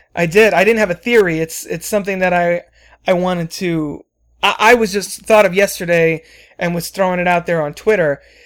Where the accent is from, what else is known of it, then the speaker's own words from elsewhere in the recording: New Jersey, United States; I was born in Jersey